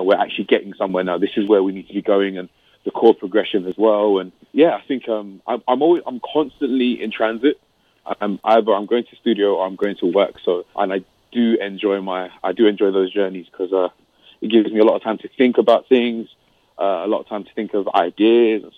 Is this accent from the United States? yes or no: no; London, United Kingdom; also born or lived in Nigeria; because I'm originally Nigerian. Like I was born in London. But yeah, Nigerian. My parents are Nigerian.